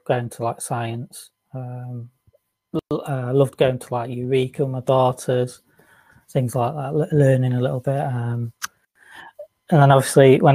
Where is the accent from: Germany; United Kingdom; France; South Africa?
United Kingdom; the north of England; accent: northern